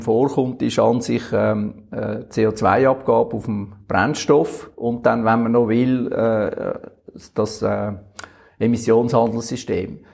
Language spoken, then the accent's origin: German; Switzerland; wir Schweizer